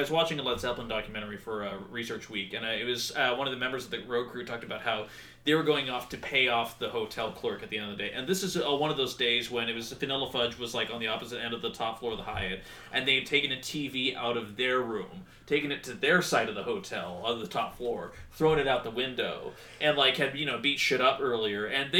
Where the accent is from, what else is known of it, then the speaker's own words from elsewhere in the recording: United Kingdom; you know, because I'm British.